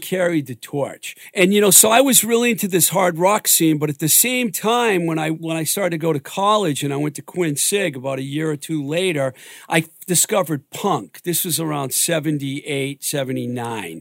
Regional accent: Webster, Massachusetts, United States; I'm from Webster

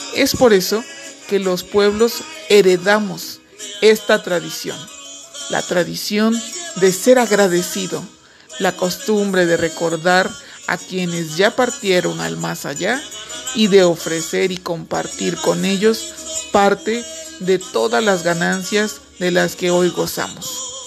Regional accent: Mexico; Los mexicanos nos distinguimos por reírnos de la muerte

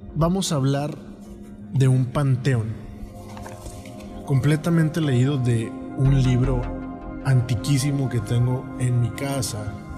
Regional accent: Mexico; yo soy de México

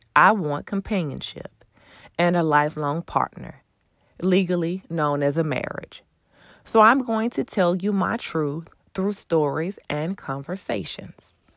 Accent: Houston, Texas, United States; I'm originally from Houston.

